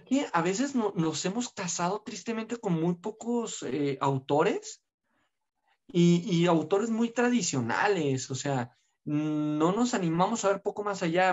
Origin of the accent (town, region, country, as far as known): Mexico